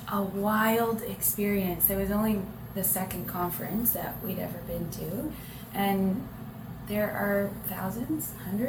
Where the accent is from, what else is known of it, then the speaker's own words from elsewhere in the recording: London, Ontario, Canada; Yeah, yeah, we're the …. We hail from London, Ontario.